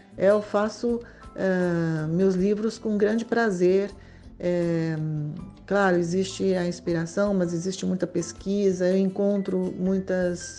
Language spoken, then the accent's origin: Portuguese; São Paulo, Brazil; also born or lived in Macaé / France / Rio de Janeiro; now in Manaus, Brazil; eu nasci em, em São Paulo em 1960